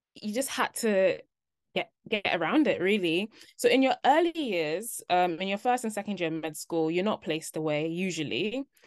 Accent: London, United Kingdom; moved away as an adult; also born or lived in Cardiff; I'm from London. I'd been in London my whole life

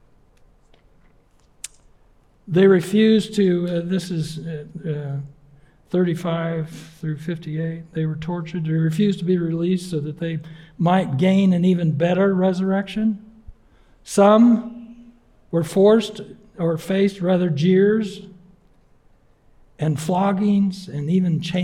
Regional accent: Yakima Valley, Washington, United States; now in Keene; my wife and I grew up in the Northwest. She in Bellingham and me in the Yakima Valley

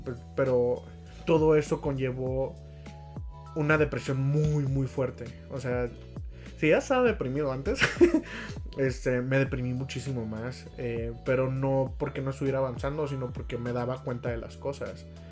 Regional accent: Tampico, Tamaulipas, Mexico; moved away as an adult; Nosotros somos de Tampico, pero Melissa tiene viviendo en Puebla eh, cuatro años. Entonces eh, yo vivía hace dos años cuando empezamos el podcast en Tampico y pues me he estado moviendo

